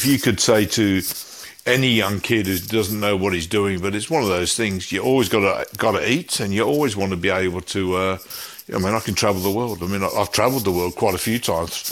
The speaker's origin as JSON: {"language": "English", "town": "Coventry", "region": "West Midlands", "country": "United Kingdom", "tie": "born or raised there", "moved": "yes", "lives_now": "Melbourne, Australia", "said": "my hometown, which is Coventry in the West Midlands in England"}